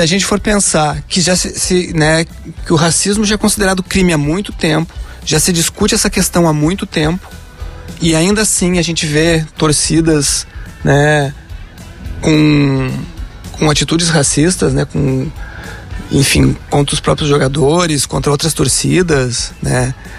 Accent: Rio Grande do Sul, Brazil; sou gaúcho, torcedor do Inter

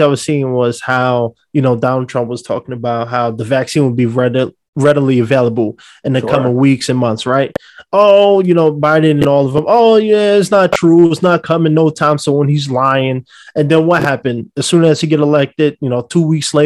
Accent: New York City, New York, United States; now in Los Angeles, United States; I'm from New York City, so we're very outspoken

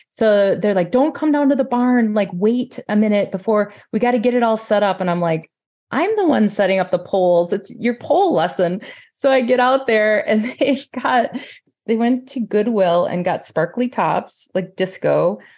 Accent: Forest Lake, Minnesota, United States; I'm from Forest Lake, Minnesota.

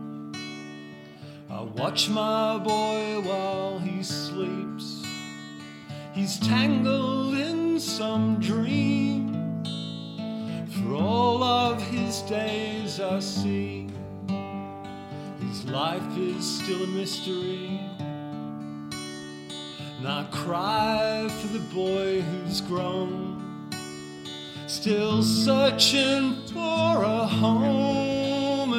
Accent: Canberra, Australian Capital Territory, Australia; I grew up in Canberra, just the other side of Duntroon, so I grew up in Campbell

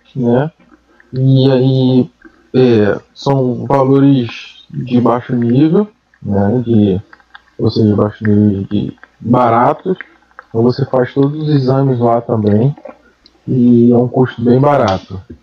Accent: Brazil; moved away; nós como brasileiro aqui

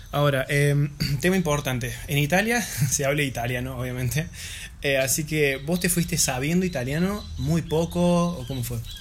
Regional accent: Argentina; siendo nosotros argentinos

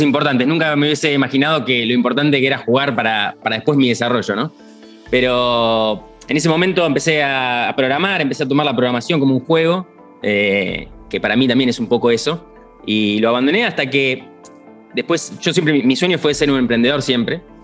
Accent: Argentina; yo como argentino

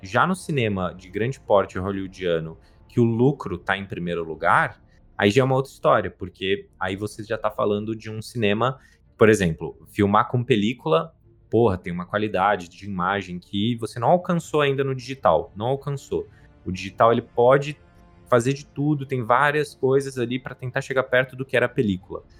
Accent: Brazil; eu sou brasileiro isso é uma coisa que eu nunca vou deixar de ser

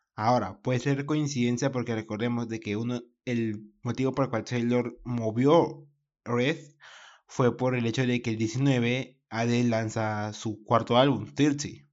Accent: Peru; yo soy de Perú.

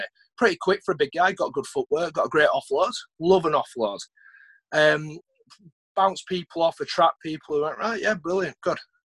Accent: Huddersfield, Yorkshire and the Humber, United Kingdom; play for my hometown

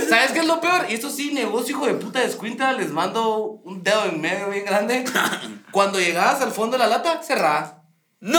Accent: Guatemala City, Guatemala Department, Guatemala; como capitalino

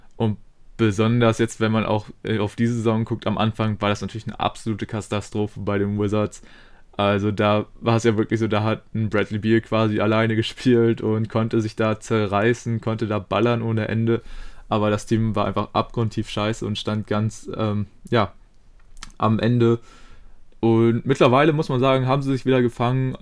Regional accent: Germany; als ähm, ja, Deutsche

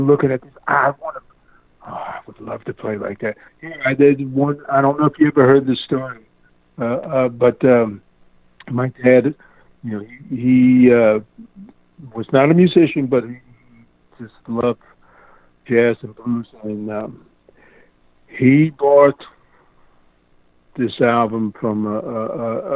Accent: Philadelphia, Pennsylvania, United States; growing up in Philadelphia

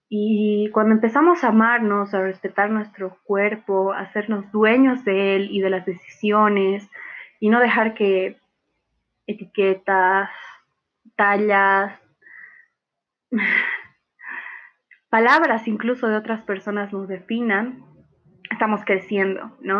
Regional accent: Bolivia; also born or lived in La Paz, Bolivia; soy boliviana, mitad alemana, tengo nacionalidad alemana también

